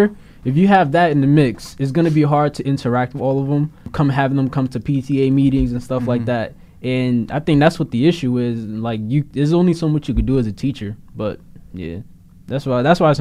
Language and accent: English; Linden, New Jersey, United States; I'm from Linden.